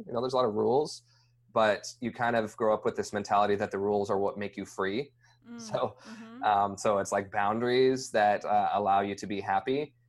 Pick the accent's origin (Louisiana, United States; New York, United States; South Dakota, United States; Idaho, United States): Idaho, United States; also born or lived in Logan, Utah / Texas; We moved from Utah to Texas to Idaho, and then spent most of my life in Idaho.